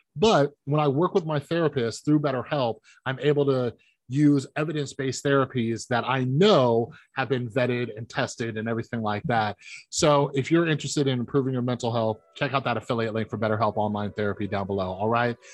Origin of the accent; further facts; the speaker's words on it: Las Vegas, Nevada, United States; I'm from Las Vegas